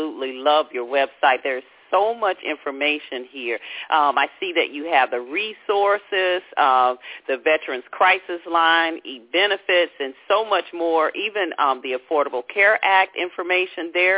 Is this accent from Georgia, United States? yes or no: yes; Atlanta, Georgia, United States; now in Washington, D.C. area, United States; I grew up in the Atlanta area